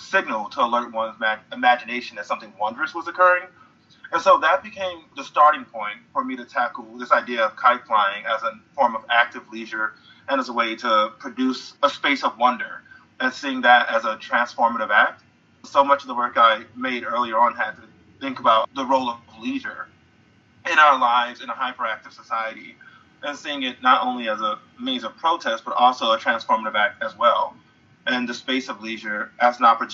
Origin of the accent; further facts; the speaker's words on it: St. Louis, Missouri, United States; St. Louis, Missouri, which is my hometown